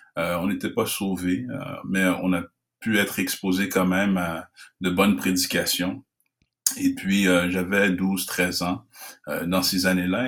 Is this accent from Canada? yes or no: yes; Canada; je suis d'origine haïtienne, je suis né au Canada dans une famille haïtienne